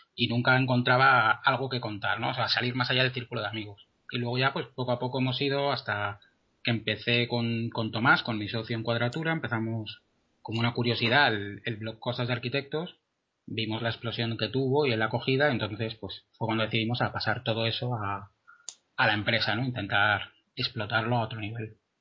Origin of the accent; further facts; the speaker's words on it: Madrid, Community of Madrid, Spain; soy arquitecto de, de Madrid